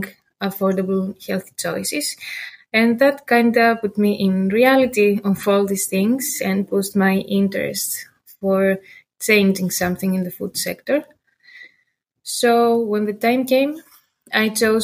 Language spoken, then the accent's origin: English; Greece; moved away as an adult; now in Maastricht, Netherlands; I am from Greece. Yeah, I was growing there